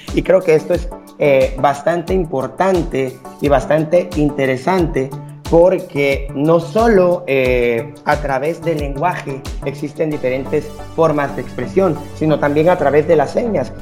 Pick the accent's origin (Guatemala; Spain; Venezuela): Guatemala; vamos a empezar como sociedad guatemalteca